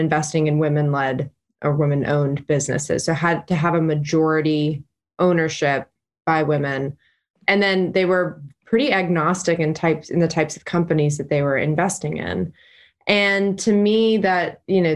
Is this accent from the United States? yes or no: yes; Chattanooga, Tennessee, United States; moved away as an adult; now in Nashville, United States; I'm originally from Chattanooga, been in Nashville for 6 years